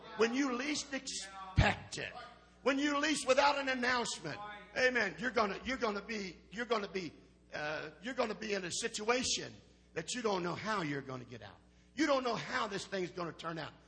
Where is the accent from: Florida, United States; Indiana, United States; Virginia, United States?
Indiana, United States; I'm from Indiana